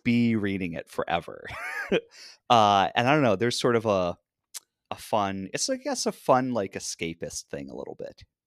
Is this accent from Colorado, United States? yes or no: no; Cleveland, Ohio, United States; I come from Cleveland